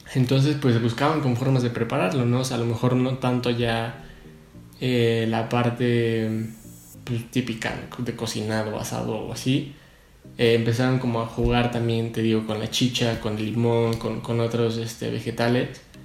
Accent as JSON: {"language": "Spanish", "country": "Mexico", "said": "yo como mexicano"}